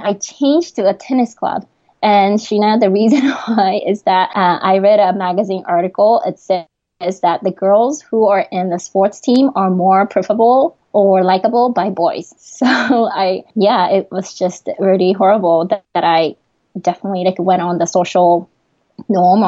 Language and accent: English; Japan; accent: Japanese; English is a second language; moved away as an adult; now in United States; my Japanese accent